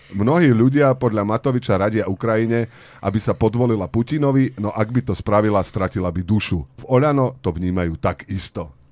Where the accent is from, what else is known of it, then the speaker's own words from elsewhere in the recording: Bánovce nad Bebravou, Trenčín Region, Slovakia; U nás v Banovciach nad Bebravou